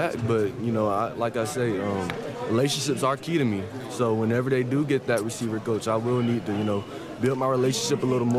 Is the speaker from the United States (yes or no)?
yes; Georgia, United States; You know, Georgia's my home state. Got family everywhere in Georgia.